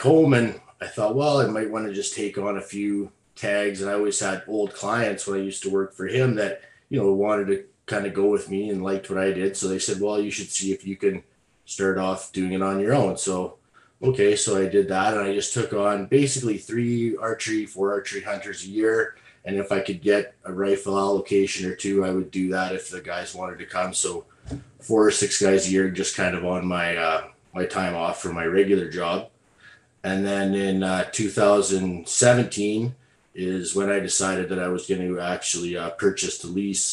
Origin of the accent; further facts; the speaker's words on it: Alberta, Canada; I'm from Alberta, Canada